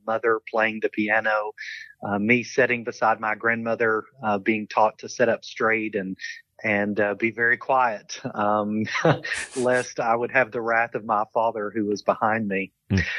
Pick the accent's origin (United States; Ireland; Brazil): United States; London, Kentucky; accent: Southern; moved away as an adult; also born or lived in Wales; I grew up in a small town called London